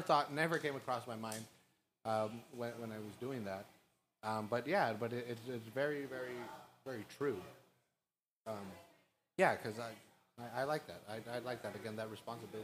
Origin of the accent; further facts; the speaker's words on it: Salinas, California, United States; I'm from Salinas